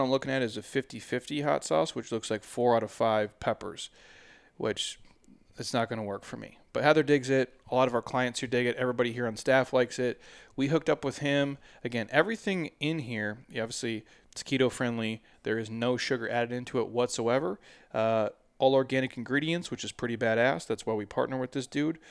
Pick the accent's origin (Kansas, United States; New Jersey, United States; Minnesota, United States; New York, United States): Minnesota, United States; now in Arizona, United States; I grew up in Minnesota